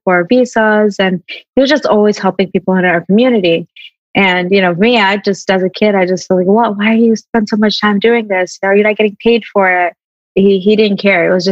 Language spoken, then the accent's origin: English; Hamtramck, Michigan, United States; also born or lived in Newark, New Jersey; I was born in America in Newark, New Jersey, about 5 years there before my family decided to move to Michigan